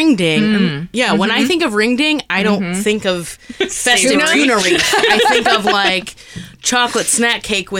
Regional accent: East Coast, United States; now in Midwest, United States; I was born on the East Coast

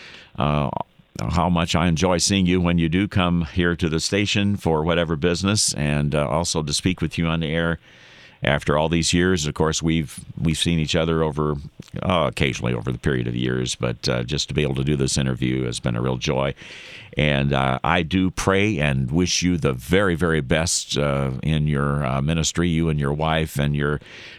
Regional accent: Madison, Wisconsin, United States; moved away; I was born in Madison, you know, so I do have some roots in the Dairyland State

